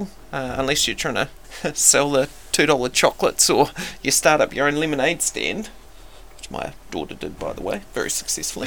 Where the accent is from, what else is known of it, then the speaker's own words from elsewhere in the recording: Wellington, New Zealand; also born or lived in Palmerston North; I'm from Wellington